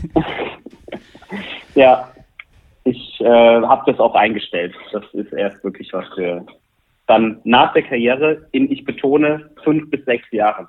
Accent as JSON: {"language": "German", "town": "Bad Wildungen", "region": "Hesse", "country": "Germany", "tie": "born or raised there", "moved": "yes", "said": "ich bin in Nordhessen aufgewachsen"}